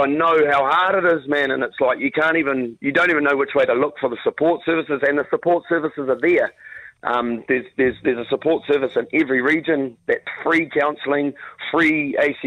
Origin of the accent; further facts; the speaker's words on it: Waikato, New Zealand; I'm a 39-year-old carpenter from the Waikato.